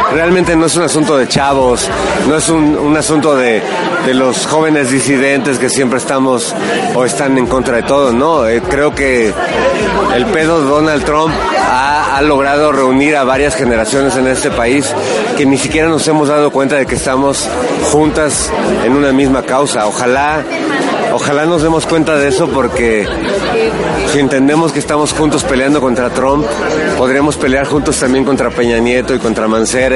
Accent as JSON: {"language": "Spanish", "region": "Mexico City", "country": "Mexico", "tie": "born or raised there", "said": "soy un habitante del mundo nacido en la Ciudad de México"}